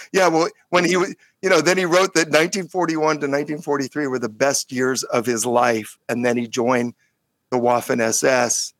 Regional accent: California, United States; California Jew

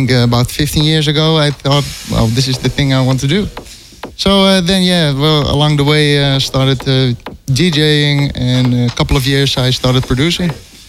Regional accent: Amsterdam, North Holland, Netherlands; I'm based in Amsterdam, my hometown. And, I'm 30 years old

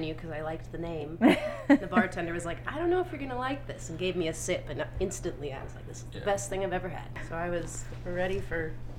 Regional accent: Vancouver, Washington, United States; moved away; also born or lived in Chicago; I grew up in Vancouver, Washington

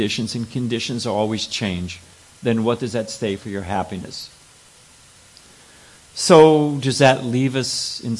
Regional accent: California, United States; I'm born and raised in California

